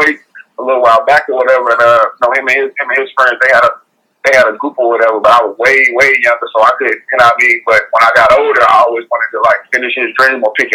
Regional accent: North Carolina, United States; I'm a country boy, you know, I'm from North Carolina

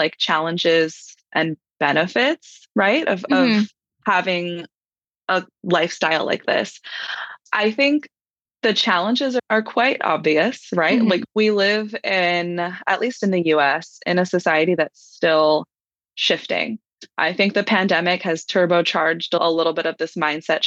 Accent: Hawaii, United States; now in Los Angeles, United States; I'm from Hawaii originally, and I live in Los Angeles

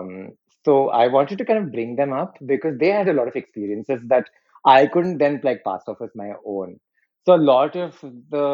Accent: Ahmedabad, Gujarat, India; we grew up in Gujarat

